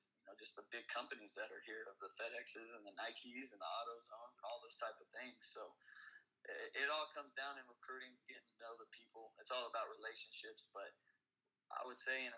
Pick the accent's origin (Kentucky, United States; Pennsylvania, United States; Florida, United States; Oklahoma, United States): Oklahoma, United States; moved away as an adult; I was born and raised in Oklahoma my entire life.